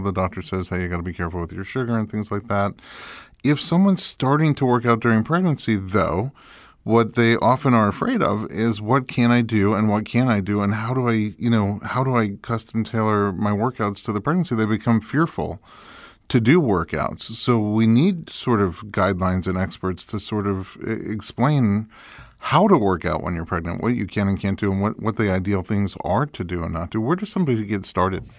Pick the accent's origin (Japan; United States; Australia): United States; New York City, New York; moved away; I grew up in New York City